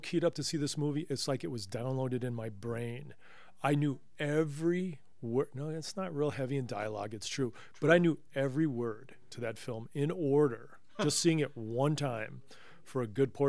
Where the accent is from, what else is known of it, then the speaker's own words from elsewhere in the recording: Johnson County, Kansas, United States; I'm from Johnson County, Kansas